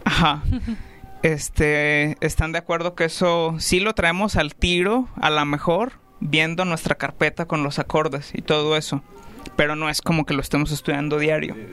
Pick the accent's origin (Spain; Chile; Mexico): Mexico; Ciudad Juárez, Chihuahua; nací en México, en Ciudad Juárez, Chihuahua.